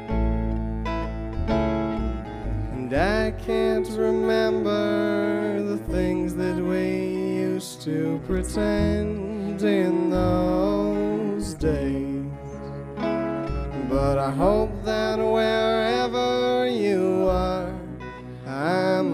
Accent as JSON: {"language": "English", "town": "Austin", "region": "Texas", "country": "United States", "tie": "born or raised there", "also_born_or_lived": "Westchester, New York / Nashville", "moved": "yes", "said": "I was born and raised in Austin, Texas"}